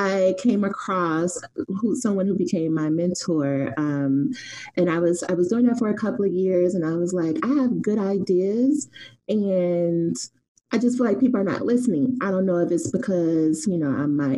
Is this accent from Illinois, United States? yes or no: yes; Chicago, Illinois, United States; I'm originally from Chicago, the West Side, which I say is the best side